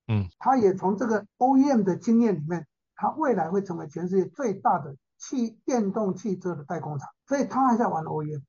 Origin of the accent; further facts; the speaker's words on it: Taiwan; also born or lived in United States; 我在一九七八年从美国念书回来的时候